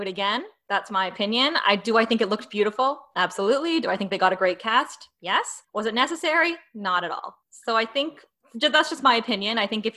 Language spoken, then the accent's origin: English; Northern Ontario, Canada; now in Toronto, Canada; I'm from Ontario. So Northern Ontario, but I've moved down to Toronto